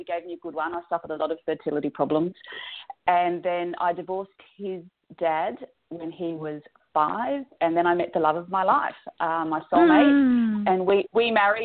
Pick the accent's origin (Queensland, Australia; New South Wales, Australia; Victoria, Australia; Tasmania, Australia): New South Wales, Australia; Sydney; also born or lived in Perth, Australia / Wagga Wagga, Australia; I am Australian from the land down under.